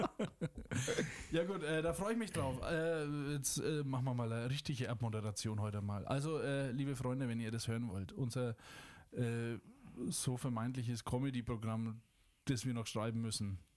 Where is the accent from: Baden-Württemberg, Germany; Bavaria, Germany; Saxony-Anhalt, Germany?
Bavaria, Germany; Schwabach; Ich komme aus Franken. Ich sage meistens nicht woher, aber jetzt sage ich es, ich glaube, zum vierten Mal erst, äh, aus Schwabach